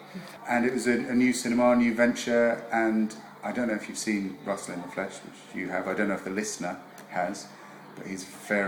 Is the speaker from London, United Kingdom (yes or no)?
yes; London, United Kingdom; I live just down the road. I live in Camberwell. So obviously, I'm originally from South London and I love it.